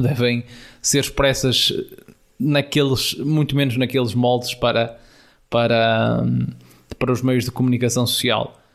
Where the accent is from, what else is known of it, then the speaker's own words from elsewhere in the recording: Norte, Portugal; quer eu, quer o Tiago, que somos aqui da, da Zona Norte